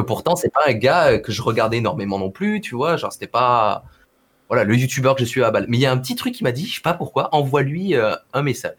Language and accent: French; Perpignan, Occitania, France; also born or lived in Montpellier; je suis de Perpignan, tu vois, tout le monde joue au rugby, au foot, tu vois, genre voilà, très sportif comme région